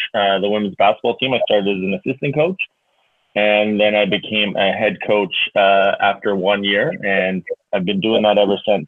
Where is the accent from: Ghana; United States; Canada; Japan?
Canada; Kitscoty, Alberta; also born or lived in Lethbridge, Alberta; born and raised in Kitscoty, Alberta, the big town just down the road